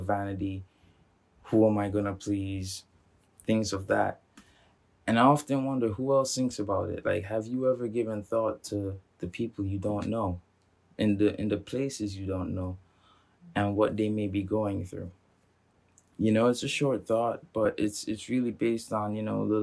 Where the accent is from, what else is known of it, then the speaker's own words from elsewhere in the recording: Montserrat; moved away; I grew up on Montserrat